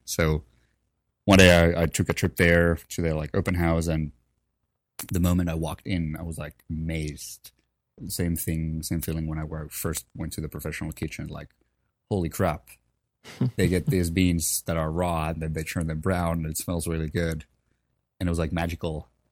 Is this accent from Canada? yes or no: no; Helsinki, Uusimaa, Finland; moved away; I'm originally from Helsinki, Finland. Um, so grew up there